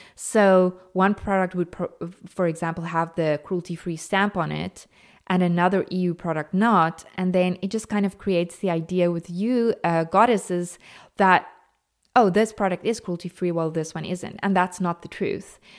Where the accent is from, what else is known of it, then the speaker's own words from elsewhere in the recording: South Africa; I am natively South African